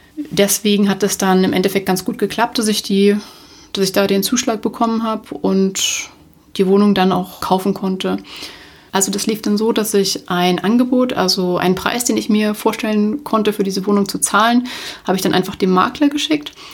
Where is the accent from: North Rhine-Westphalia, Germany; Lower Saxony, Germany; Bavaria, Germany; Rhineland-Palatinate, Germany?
Bavaria, Germany; Munich; Ich komme aus München. München ist meine Heimatstadt.